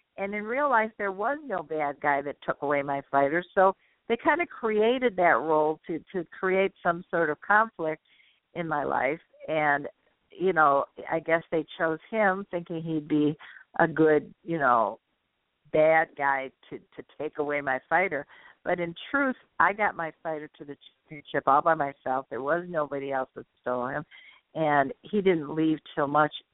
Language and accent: English; Detroit, Michigan, United States; accent: Midwestern; I'm born and raised in Detroit